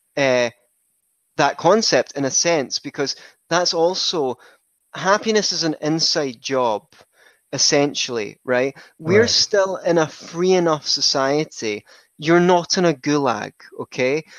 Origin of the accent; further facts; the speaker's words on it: Scotland, United Kingdom; I grew up in Scotland, where I still reside